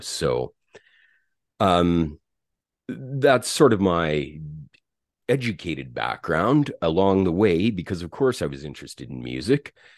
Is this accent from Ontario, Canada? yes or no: no; St. Albert, Alberta, Canada; also born or lived in Edmonton, Alberta; I was born in Edmonton, Alberta. And I grew up in a little town, uh, well, it, it's a city now, just outside of Edmonton called Saint Albert